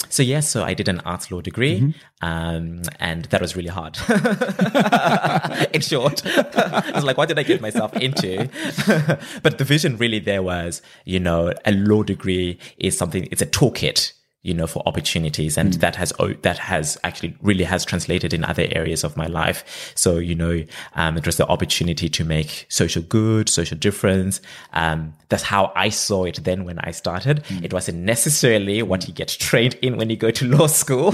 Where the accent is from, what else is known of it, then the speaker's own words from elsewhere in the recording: Zimbabwe; moved away as an adult; now in Australia; I'm originally from Zimbabwe. That's where I grew up